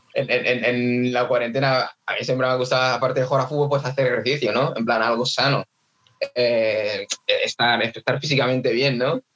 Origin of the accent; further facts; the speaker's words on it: Nigeria; now in Mallorca, Spain; ya tocando la batería desde pequeño, en plan en, Nigeria